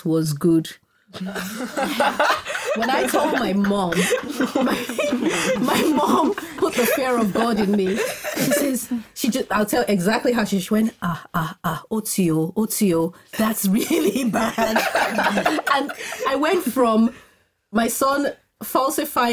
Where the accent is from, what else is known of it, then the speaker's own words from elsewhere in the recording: Nigeria; moved away as an adult; also born or lived in Scotland / northern Nigeria; I was born in Scotland, but then moved to Nigeria as a baby. And then I grew up, spent most of my child teenage years in Nigeria